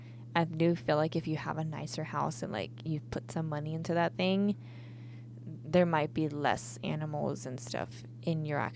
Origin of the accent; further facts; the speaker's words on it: Sweden; English is a second language; whenever I tell people that I'm from Sweden or they like ask like, where are you from? This and that. They're like, oh, well, you don't have an accent.